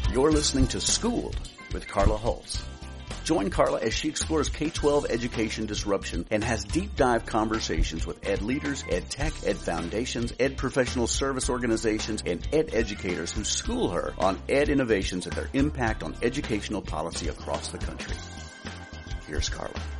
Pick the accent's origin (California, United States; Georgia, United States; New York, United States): California, United States; Southern; now in Bay Area, United States; I was born and raised in California, uh, in Southern California